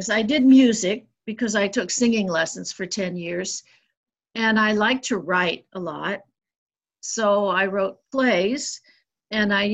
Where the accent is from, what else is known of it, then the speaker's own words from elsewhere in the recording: United States; I didn't grow up anywhere in particular because when I was a child, we moved 16 times. We lived mostly in the Midwest and the Northeast and the Southwest of the United States.